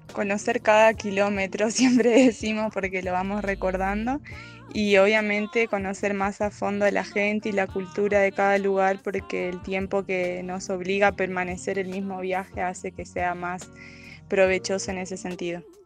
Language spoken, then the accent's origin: Spanish; Santa Fe, Argentina; moved away; Los dos somos de Argentina, de la provincia de Santa Fe, de distintas partes de, esa provincia.